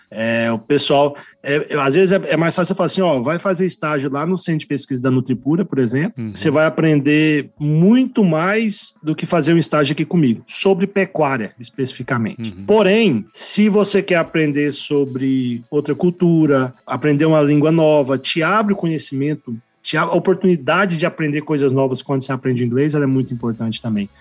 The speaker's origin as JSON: {"language": "Portuguese", "town": "Mineiros", "region": "Goiás", "country": "Brazil", "tie": "born or raised there", "also_born_or_lived": "Campo Grande, Mato Grosso do Sul", "moved": "as an adult", "lives_now": "United States", "said": "sou nascido, criado em Mineiros, lá em Goiás"}